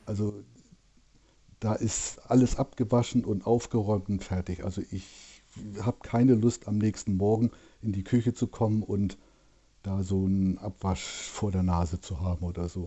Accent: Hamburg, Germany; accent: Norddeutsch; moved away; also born or lived in Berlin; Also ich bin in Hamburg groß geworden und aufgewachsen

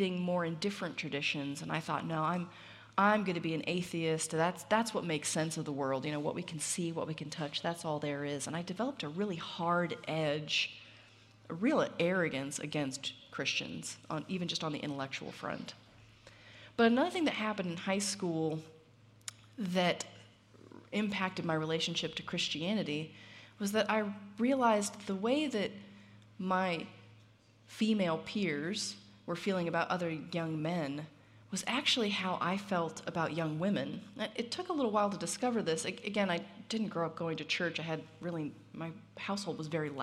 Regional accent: Southern California, United States; I grew up in Southern California

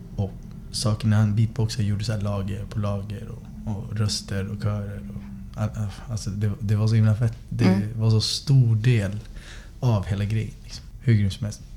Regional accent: Västerås, Västmanland, Sweden; Jag är uppvuxen i Västerås sen sex år

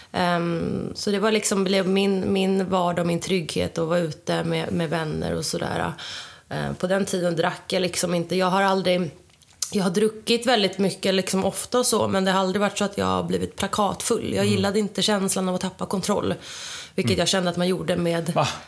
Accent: Tyresö, Stockholm County, Sweden; also born or lived in Sydney, Australia; jag är uppvuxen i Tyresö, mm. här i Stockholm, med min mamma och min pappa

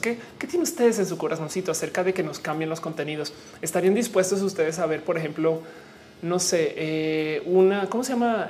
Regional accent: Mexico; nosotros como mexicanos

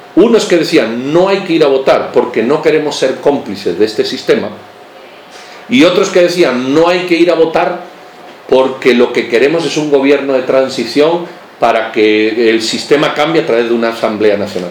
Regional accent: Spain; now in Guatemala; cuando yo nací, yo soy español de origen

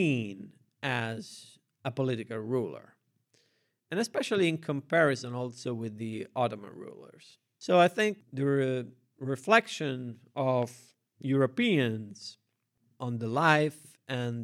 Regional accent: Rome, Lazio, Italy; raised in a public school in Italy, I didn't have a religious education, I had to read the Bible in order to understand the frescoes in the churches of my city. I'm from Rome.

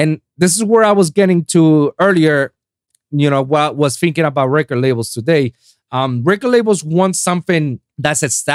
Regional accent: Puerto Rico; English is a second language; moved away as an adult; now in South Florida, United States; I just moved down from my hometown, Puerto Rico

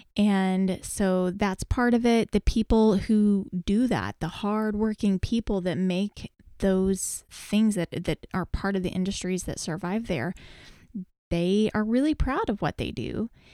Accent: Texas, United States; we're from Texas

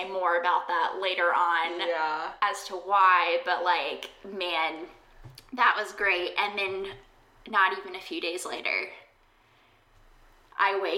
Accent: South Carolina, United States; moved away; I had spent an extended amount of time back in my hometown for a stint of COVID, and clearly when I'm in South Carolina

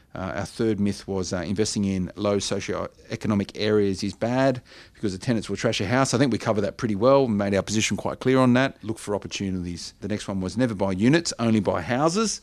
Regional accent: Blacktown, New South Wales, Australia; I grew up in Blacktown. I know the area well

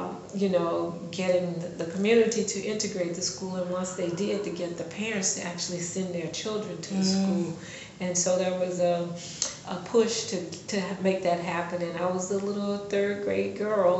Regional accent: southern Arkansas, United States; I grew up in a small rural community, farming community in southern Arkansas

